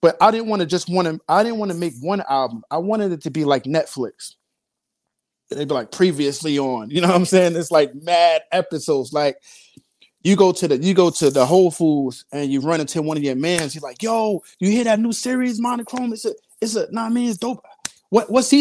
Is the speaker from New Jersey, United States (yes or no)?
yes; Newark, New Jersey, United States; I'm from Newark